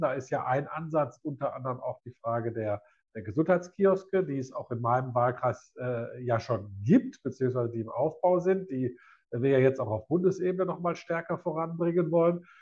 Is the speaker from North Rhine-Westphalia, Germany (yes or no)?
yes; Essen, North Rhine-Westphalia, Germany; für meine Heimatstadt